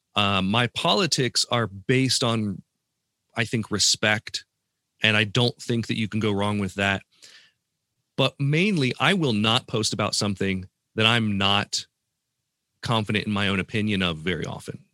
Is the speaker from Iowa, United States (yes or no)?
no; Columbus, Ohio, United States; my hometown of Columbus, Ohio